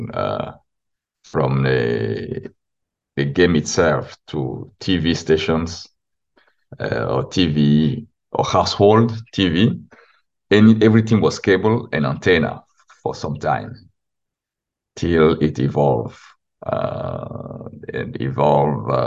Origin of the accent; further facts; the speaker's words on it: Benin; I remember growing up in Benin